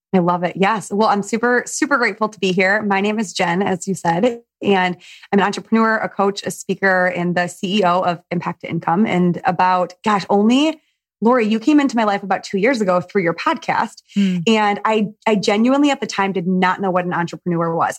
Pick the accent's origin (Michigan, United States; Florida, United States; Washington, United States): Michigan, United States; you and I have something in common where we're from Michigan